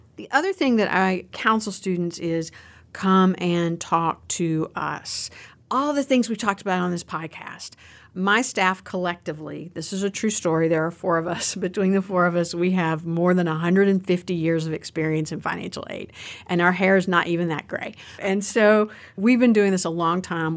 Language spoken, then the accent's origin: English; Roanoke, Virginia, United States; accent: Southwestern Virginia; I am from Southwestern Virginia. For anybody who's hearing my accent on this, that's where the accent comes from. I'm from down near the Roanoke, Virginia area.